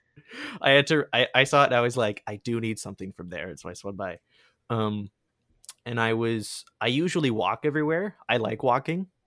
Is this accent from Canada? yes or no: yes; Sarnia, Ontario, Canada; Sarnia, my hometown